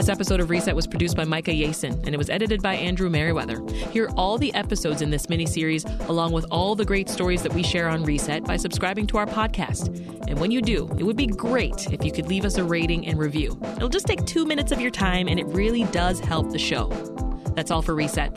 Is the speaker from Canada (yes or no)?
yes; Canada; born or raised there; moved away as an adult; now in United States